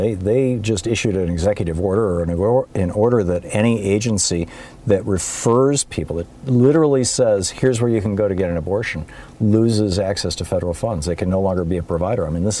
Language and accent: English; Lansing, Michigan, United States; moved away as an adult; I grew up in Lansing, Michigan, and lived there until I was 27. And we used to come to Chicago a lot for Christmas.